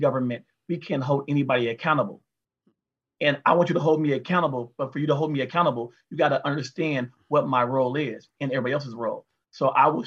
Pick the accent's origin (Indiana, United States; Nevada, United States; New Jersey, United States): Nevada, United States; North Las Vegas; me growing up in North Las Vegas is a lot of Blacks and Hispanics